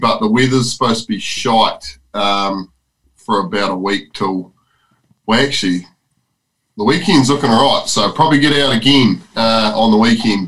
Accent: New Zealand; this is my home country

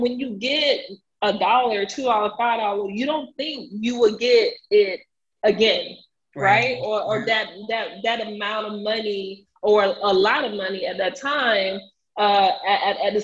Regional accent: United States; I am a first generation Haitian American, born and raised in Buck City Glades.

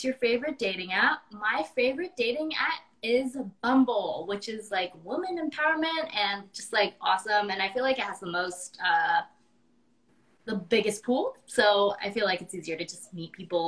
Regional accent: Texas, United States; moved away as an adult; also born or lived in California; now in Los Angeles, United States; I grew up in Texas and there, I was literally the only Asian in my entire class

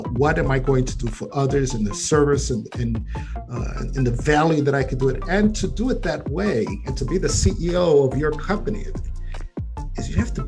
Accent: New York City, New York, United States; as a Puerto Ricano, I came with, you know, growing up in the Bronx

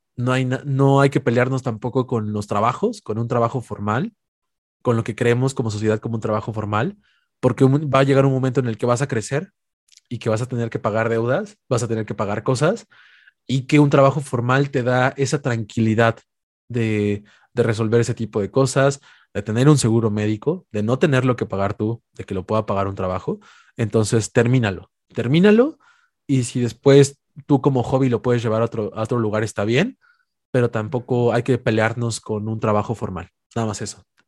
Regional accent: Puebla, Mexico; las afueras de Puebla, que es la ciudad donde soy originario

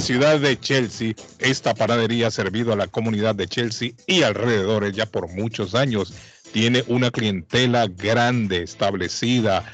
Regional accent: La Ceiba, Atlántida, Honduras; now in Boston, United States; mi pueblo

